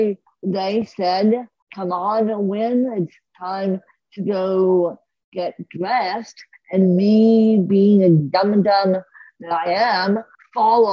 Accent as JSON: {"language": "English", "town": "Aspen", "region": "Colorado", "country": "United States", "tie": "born or raised there", "said": "I grew up in Aspen for 33 years"}